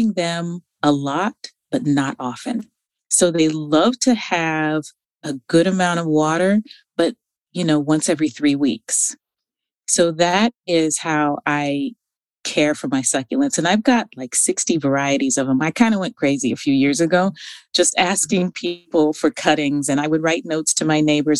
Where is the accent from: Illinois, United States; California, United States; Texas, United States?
California, United States; Northern; I'm from Northern California